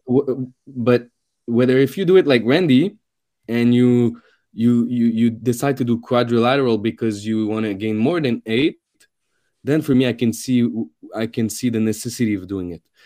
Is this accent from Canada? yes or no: yes; Canada; I'm a Canadian